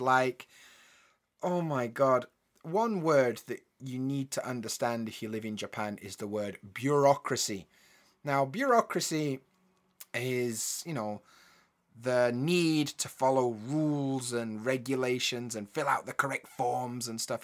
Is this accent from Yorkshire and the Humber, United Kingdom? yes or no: yes; Yorkshire and the Humber, United Kingdom; we grew up together in Yorkshire.